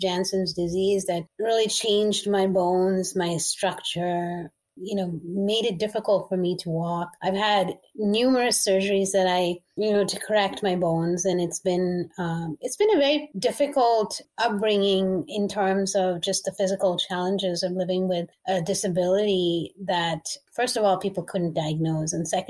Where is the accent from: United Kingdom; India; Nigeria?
India; also born or lived in Middle East; I grew up in the Middle East, but I'm Asian, so I'm Indian.